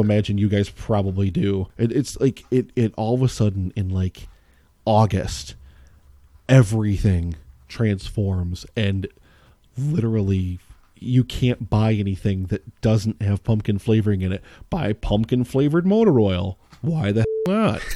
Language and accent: English; Pennsylvania, United States; I grew up in Pennsylvania